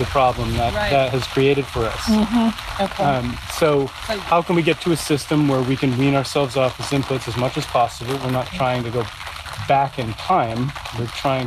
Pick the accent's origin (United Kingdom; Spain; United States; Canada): United States; New England; I grew up in New England